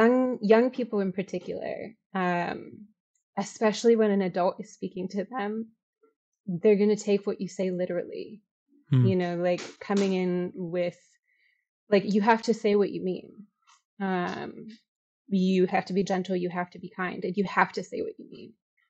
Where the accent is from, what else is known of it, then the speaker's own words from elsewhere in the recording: Chicago, Illinois, United States; I'm from Chicago. I taught in Chicago.